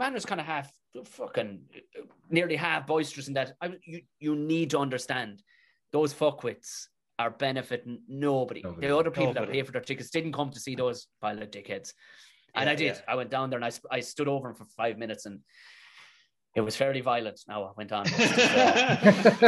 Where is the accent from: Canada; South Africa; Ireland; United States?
Ireland; Tipperary, Munster; I said, Tipperary